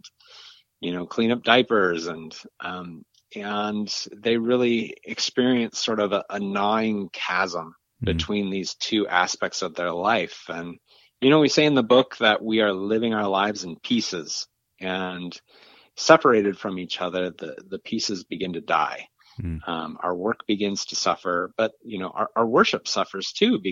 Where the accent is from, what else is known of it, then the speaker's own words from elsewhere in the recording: just north of Seattle, Washington, United States; moved away; I grew up in a Dutch Reformed immigrant community just north of Seattle